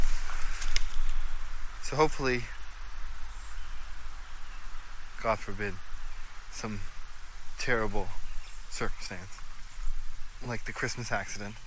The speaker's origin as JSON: {"language": "English", "town": "Brampton", "region": "Ontario", "country": "Canada", "tie": "born or raised there", "also_born_or_lived": "Georgetown", "said": "My studio is still in Brampton, even though I was born in Brampton. Sometimes I feel like my heart's in Brampton."}